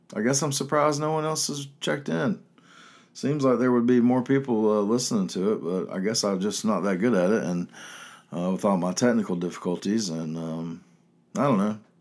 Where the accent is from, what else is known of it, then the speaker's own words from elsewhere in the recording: Chapel Hill, North Carolina, United States; growing up in Chapel Hill.